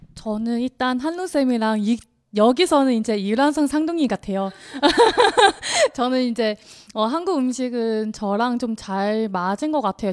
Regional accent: southern China, China; Korean is a second language; moved away as an adult; now in South Korea; 저는 이제 남쪽 사람이다 보니까 밥도 먹지만 죽도 먹어요.

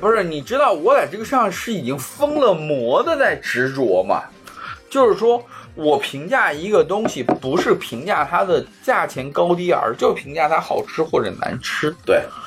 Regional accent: Xi'an, Shaanxi, China; 我虽然从小在西安长大

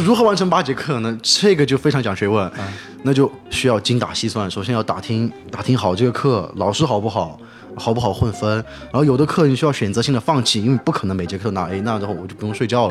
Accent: China; now in New Orleans, United States; 我是个中国人

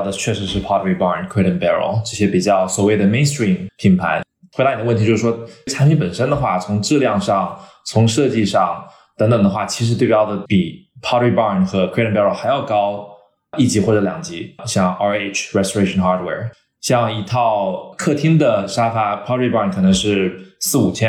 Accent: China; born there; 但是我们因为我自己的华人背景，我在中国出生嘛，供应链完全是在中国

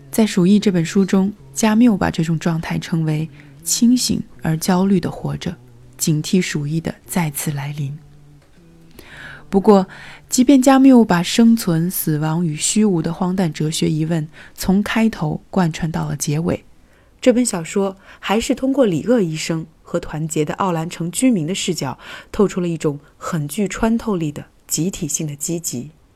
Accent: Wuhan, Hubei, China; moved away as an adult; also born or lived in France; 病毒的发源地是我的家乡武汉，一个我生活了近二十年的地方

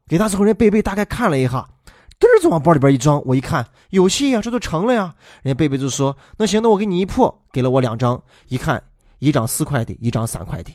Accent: Weinan, Shaanxi, China; accent: Shaanxi-accented Mandarin; 我们全陕西，我们全渭南最优秀的中文老师

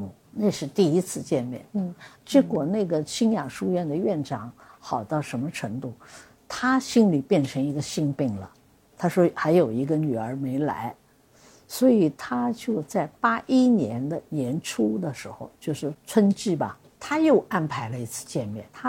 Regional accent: Suzhou, Jiangsu, China; 因为我是老五嘛，嗯，所以他就叫我那个。我们苏州人叫阿什么？…。

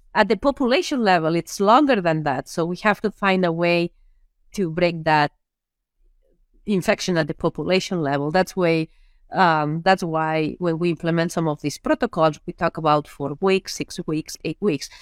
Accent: Lleida, Catalonia, Spain; English is a second language; moved away as an adult; also born or lived in Minnesota, United States; now in United States; I am from a very small area in Spain or a small town in Spain, in an area which I actually, I call it the Iowa of Spain uh, when it comes down to pigs, right? It's Lleida.

